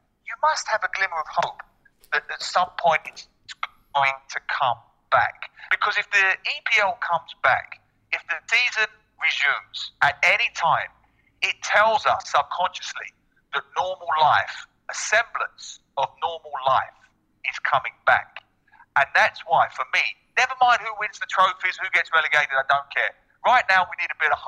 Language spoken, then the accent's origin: English; London, United Kingdom; moved away; I was born in East London, so it's a law that you have to support West Ham if you grow up in East London.